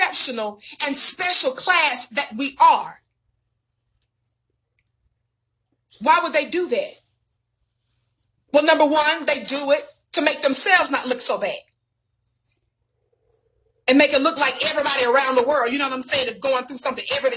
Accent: the South, United States; I'm from the South. So in the South, we call them what? Fly swatters

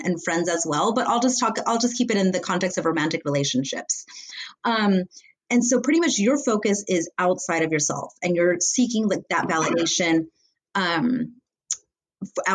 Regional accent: Los Angeles, California, United States; I'm from Los Angeles, California

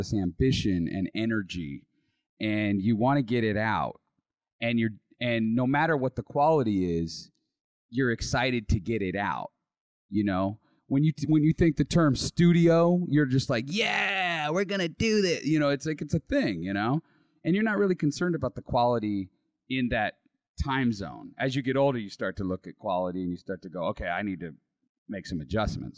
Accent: Sacramento, California, United States; I was born in Sac. I've been pretty much in Sac most of my life.

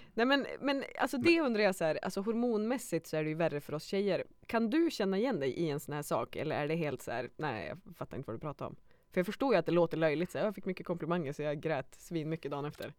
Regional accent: Skellefteå, Västerbotten County, Sweden; jag var från Skellefteå

